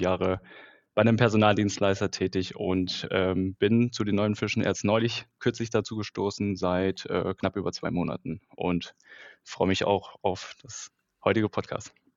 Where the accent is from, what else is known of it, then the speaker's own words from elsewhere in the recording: Kassel, Hesse, Germany; now in Munich, Germany; komme auch aus dem schönen München, gebürtig aus Kassel